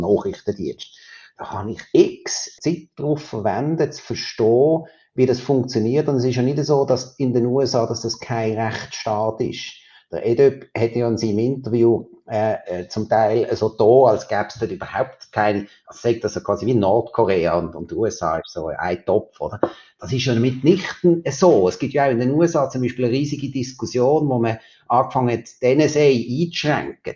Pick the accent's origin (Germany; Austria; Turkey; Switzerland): Switzerland; bei uns in der Schweiz